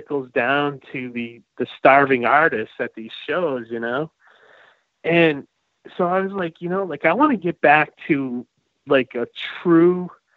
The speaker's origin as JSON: {"language": "English", "town": "Leominster", "region": "Massachusetts", "country": "United States", "tie": "born or raised there"}